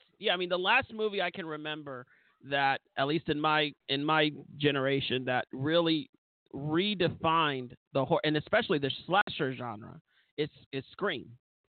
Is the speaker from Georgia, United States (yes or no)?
no; Florida, United States; But of course, I'm going to be enthusiastic about my home state.